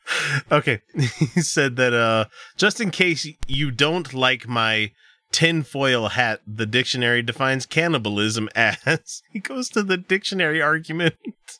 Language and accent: English; the South, United States; I remember having sugarcane growing nearby when I was a kid growing up in the South.